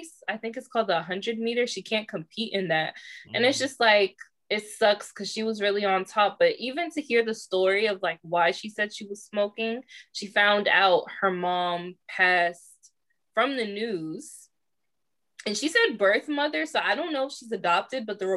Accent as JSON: {"language": "English", "region": "Maryland", "country": "United States", "said": "we're from Maryland."}